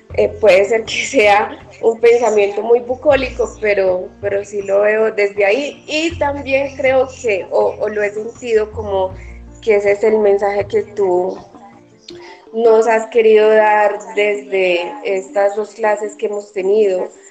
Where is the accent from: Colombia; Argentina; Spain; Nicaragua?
Colombia; como colombianos